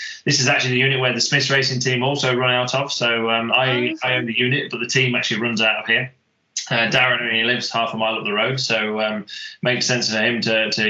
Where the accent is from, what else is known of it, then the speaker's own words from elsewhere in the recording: Louth, East Midlands, United Kingdom; I'm 33 years old. I'm from Louth in Lincolnshire.